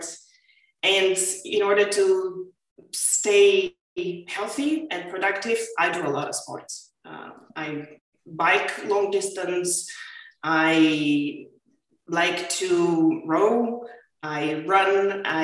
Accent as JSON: {"language": "English", "country": "Bulgaria", "tie": "born or raised there", "also_born_or_lived": "Amsterdam, Netherlands", "moved": "as an adult", "said": "I grew up in Bulgaria"}